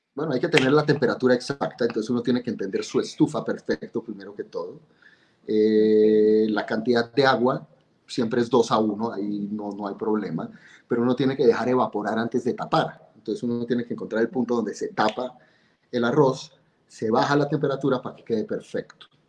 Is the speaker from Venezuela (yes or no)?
no; Bogotá, Colombia; yo nací en 1970 en Bogotá. Eh, un niño normal, cachaco completamente